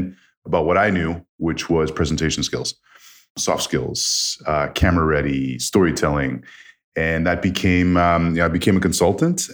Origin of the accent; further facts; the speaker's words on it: Canada; moved away as an adult; also born or lived in Toronto; I grew up in Canada